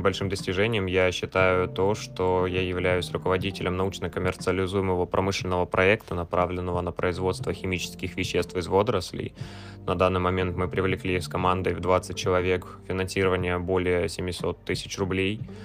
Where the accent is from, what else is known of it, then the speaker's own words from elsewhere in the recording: Voronezh Oblast, Russia; я из Воронежской области